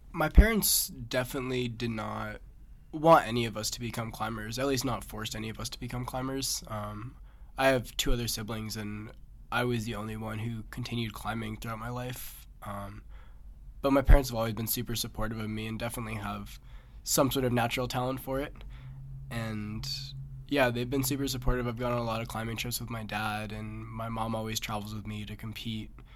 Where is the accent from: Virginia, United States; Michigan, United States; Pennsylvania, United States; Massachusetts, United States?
Massachusetts, United States; I'm from Massachusetts